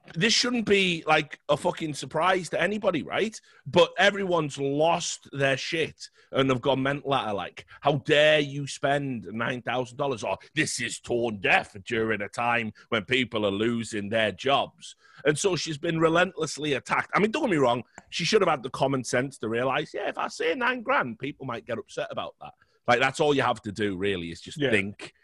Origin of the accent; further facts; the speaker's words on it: United Kingdom; I'm British